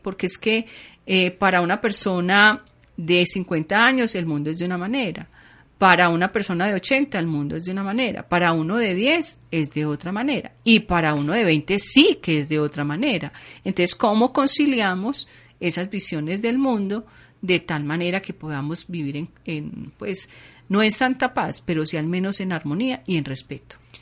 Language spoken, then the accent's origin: Spanish; Colombia; quiénes somos los colombianos